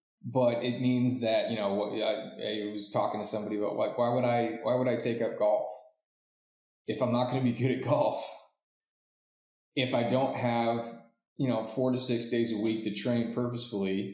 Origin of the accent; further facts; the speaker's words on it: Florida, United States; I was born in Florida